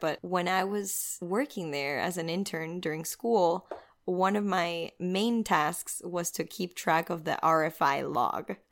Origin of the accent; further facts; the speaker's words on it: Venezuela; moved away as an adult; now in Miami, United States; I'm originally from Venezuela. I've been living in Miami for about eight years.